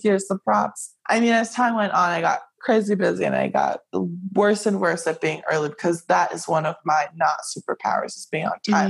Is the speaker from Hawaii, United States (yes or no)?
yes; Hawaii, United States; moved away; I grew up in Hawaii and everything in Hawaii is kind of catered to like most Asian cultures